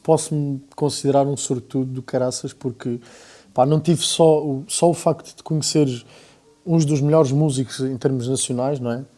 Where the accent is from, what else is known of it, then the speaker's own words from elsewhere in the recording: Alentejo, Portugal; accent: Alentejano; não tenho um alentejano muito carregado na maneira de falar, mas nota-se, é, é, evidente que se nota